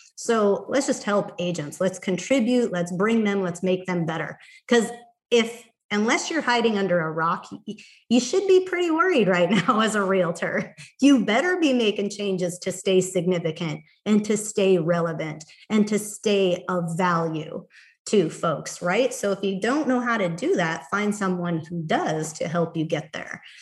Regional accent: Montana, United States; now in Cave Creek, Arizona, United States; my hometown, Montana.

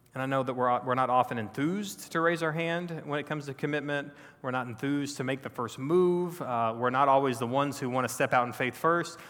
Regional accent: Texas, United States; I grew up in Texas, born and raised a Texan

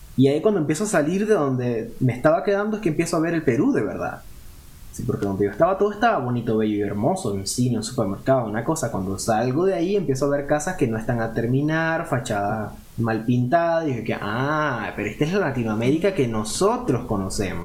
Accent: Cumaná, Sucre, Venezuela; moved away as an adult; also born or lived in Carúpano; now in Nuremberg, Germany; Yo, yo nací en Carúpano, lo que viene siendo el estado Sucre. Yo me crié en Cumaná

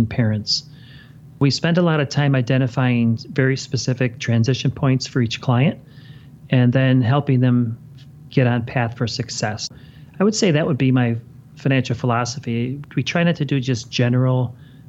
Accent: Chicago, Illinois, United States; I was born and raised in Chicago, and I grew up watching the Bears

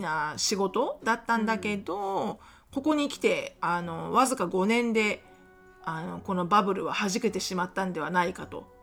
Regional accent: Japan; born or raised there; moved away

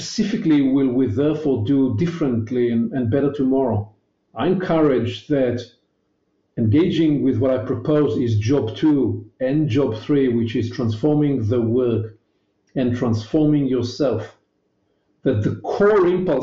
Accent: Israel; accent: Hebrewish; my elegant Hebrewish accent

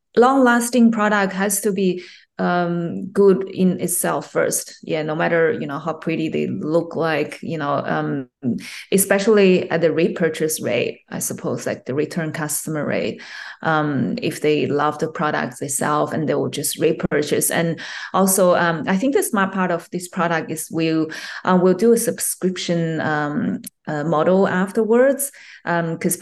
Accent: China; English is a second language; also born or lived in Japan / United States; now in Australia; Originally, I was born in China, and I had some, study in China

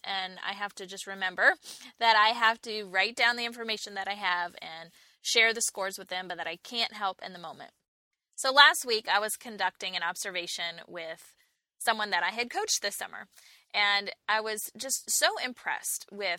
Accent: New York, United States; now in Charlotte, United States; And I can say that because I too was a Yankee at some point. I moved to Charlotte from New York about 10 years ago.

